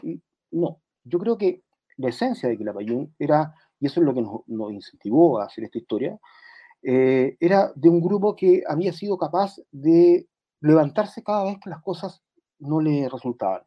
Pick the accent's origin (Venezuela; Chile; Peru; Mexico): Chile; nuestra identidad como, como, eh, chilenos